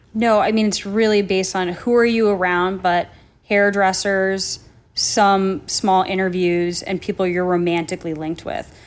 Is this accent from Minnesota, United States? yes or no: yes; Minnesota, United States; also born or lived in New Jersey; I grew up, you know, in Minnesota by way of New Jersey